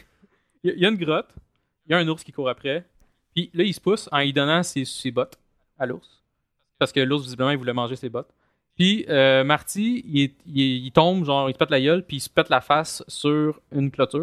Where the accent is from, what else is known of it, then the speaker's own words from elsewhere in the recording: Longueuil, Quebec, Canada; je viens de Longueuil